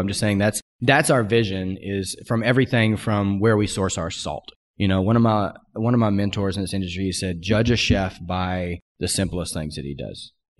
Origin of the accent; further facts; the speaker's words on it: Pacific Northwest, United States; I said, I'm from the Pacific Northwest too.